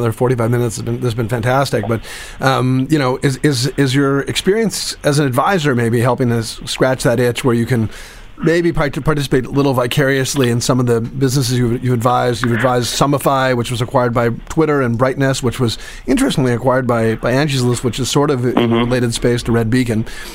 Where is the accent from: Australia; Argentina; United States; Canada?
Canada; don't know if you could tell from my accent, but I'm actually Canadian